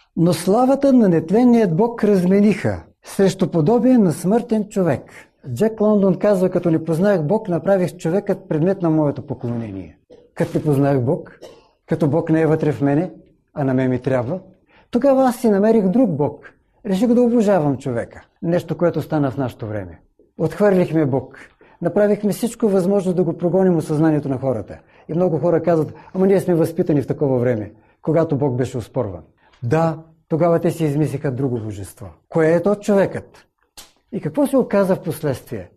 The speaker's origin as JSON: {"language": "Bulgarian", "country": "Bulgaria", "said": "В моя роден град, малко преди промените, които настанаха в нашата страна"}